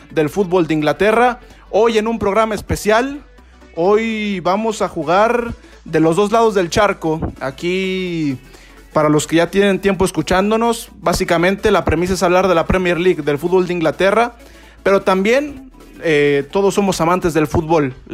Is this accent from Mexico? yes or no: yes; Mexico; a nosotros como afición mexicana